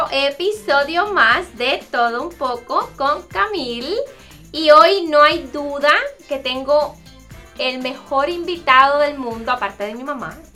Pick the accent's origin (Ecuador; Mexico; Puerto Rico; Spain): Puerto Rico; yo soy una puertorriqueña que habla súper rápido